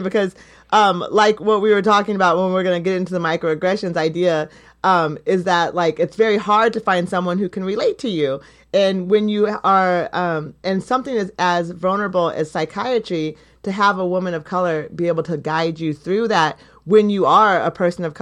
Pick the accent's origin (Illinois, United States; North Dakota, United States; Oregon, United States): Oregon, United States; Eugene; growing up in Eugene